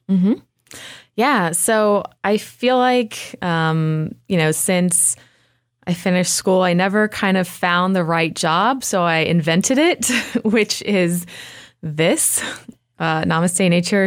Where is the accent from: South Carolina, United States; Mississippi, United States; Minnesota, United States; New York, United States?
South Carolina, United States; Spartanburg; moved away as an adult; now in Asheville, United States; My hometown is, uh, Spartanburg, which is about an hour south of here